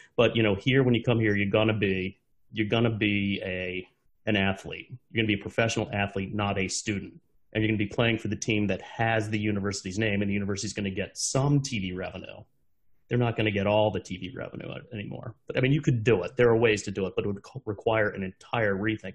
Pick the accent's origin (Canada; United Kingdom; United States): United States; Washington; we grew up in Washington, both of us